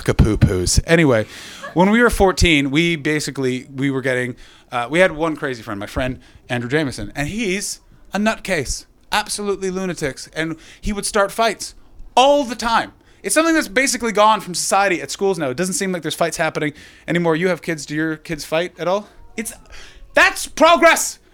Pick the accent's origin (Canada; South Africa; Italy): Canada; Ottawa, Ontario; now in London, United Kingdom; I come from Ottawa in Canada